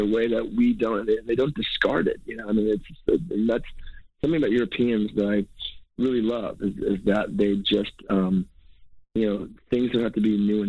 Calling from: New York, United States; I'm calling you from New York right now.

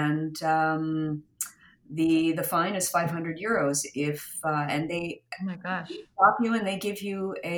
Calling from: Umbria, Italy; I am in Umbria, and we are now still in lockdown.

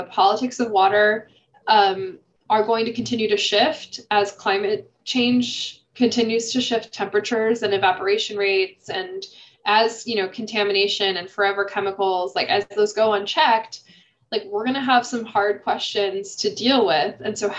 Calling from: Illinois, United States; I'm calling in from Illinois.

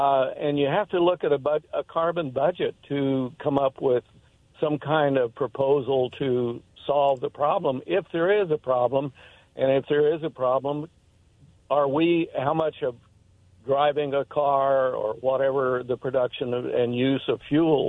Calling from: Richland, United States; Yes, this is … from Richland.

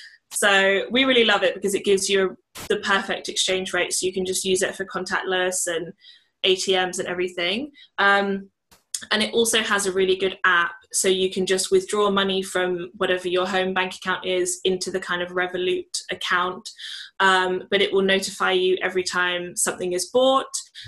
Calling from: Utrecht, Netherlands; I'm currently in Utrecht, which is just outside of Amsterdam. So we're in Holland.

